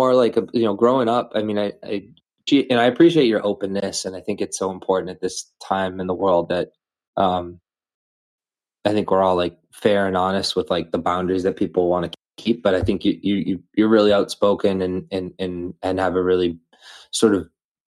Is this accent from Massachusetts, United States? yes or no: yes; Methuen, Massachusetts, United States; I grew up in Methuen